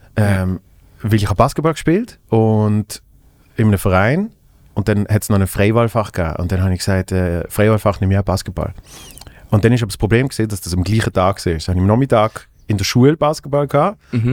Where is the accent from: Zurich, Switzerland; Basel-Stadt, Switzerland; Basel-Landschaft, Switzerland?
Basel-Stadt, Switzerland; Basel; im Kulturhaus Hebse in meiner Heimatstadt in Basel